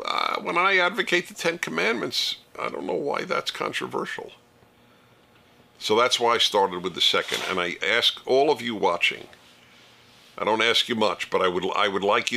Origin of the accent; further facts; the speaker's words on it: United States; as an American